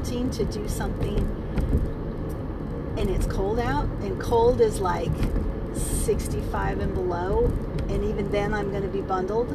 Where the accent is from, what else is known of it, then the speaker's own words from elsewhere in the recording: California, United States; moved away; also born or lived in Oklahoma; I grew up in California